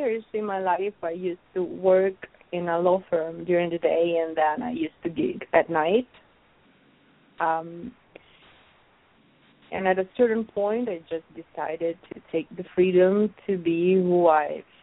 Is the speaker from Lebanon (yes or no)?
no; Rome, Lazio, Italy; English is a second language; moved away as an adult; also born or lived in Sicily / New York City; So I was born in Sicily, but I grew up in Rome. 1 week after my birth, my parents, they went back to Rome. So I consider Rome my hometown